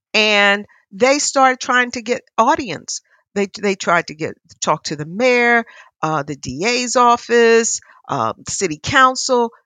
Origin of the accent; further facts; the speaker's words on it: Philadelphia, Pennsylvania, United States; I'm a Philadelphian. I grew up here